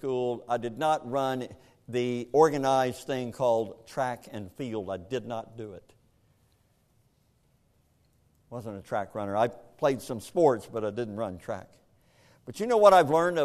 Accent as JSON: {"language": "English", "region": "Kentucky", "country": "United States", "tie": "born or raised there", "said": "I grew up in Kentucky, and in Kentucky, we don't have any beaches around us"}